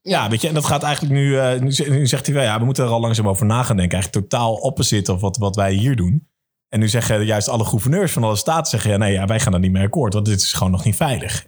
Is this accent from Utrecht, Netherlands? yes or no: yes; Amersfoort, Utrecht, Netherlands; voor mij als Amersfoorter